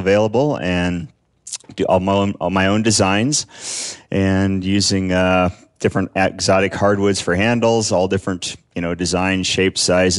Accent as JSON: {"language": "English", "town": "Ennis", "region": "Montana", "country": "United States", "tie": "born or raised there", "said": "I grew up over in Ennis, Montana, in the Madison Valley. Grew up fly fishing the Madison River and hunting the mountains around there"}